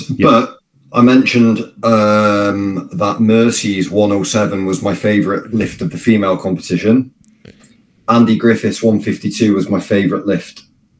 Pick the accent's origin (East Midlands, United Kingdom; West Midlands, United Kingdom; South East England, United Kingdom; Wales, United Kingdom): Wales, United Kingdom; even as a Welshman